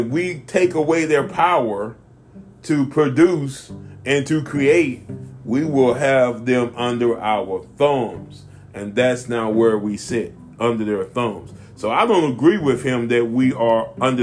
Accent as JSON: {"language": "English", "country": "United States", "said": "as a black American, as an American"}